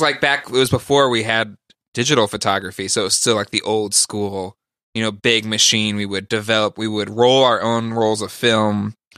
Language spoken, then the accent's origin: English; California, United States; I grew up in California